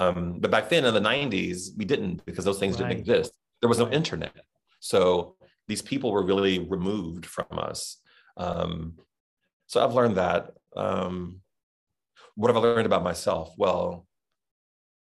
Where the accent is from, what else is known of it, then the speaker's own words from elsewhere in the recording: Southern, United States; accent: Southern; my Southern accent